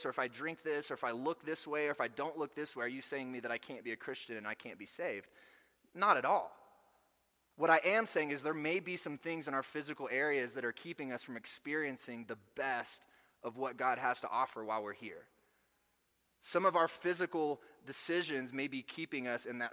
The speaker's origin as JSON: {"language": "English", "region": "Arkansas", "country": "United States", "moved": "yes", "said": "I'm from Arkansas. We don't get a lot of snow there"}